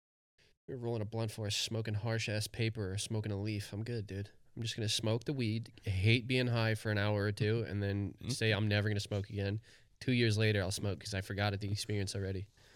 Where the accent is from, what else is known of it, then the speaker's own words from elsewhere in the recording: Compton, California, United States; Yeah, I took 4 years of jiu-jitsu, and I grew up in Compton.